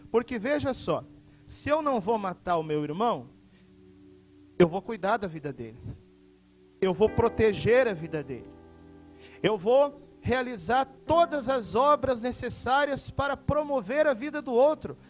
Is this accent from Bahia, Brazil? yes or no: no; Porto Alegre, Rio Grande do Sul, Brazil; now in Cuiabá, Brazil; Eu sou natural da cidade de Porto Alegre, no Rio Grande do Sul